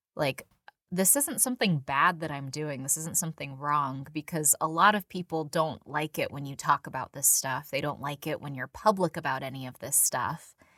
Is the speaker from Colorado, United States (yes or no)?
no; San Diego, California, United States; I, I, you know, was born and raised in San Diego.